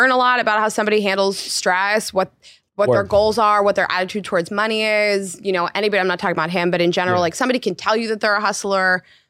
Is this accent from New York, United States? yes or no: yes; New York, United States; I want to be in New York. This is my home. I am a New Yorker. This is where I want to be.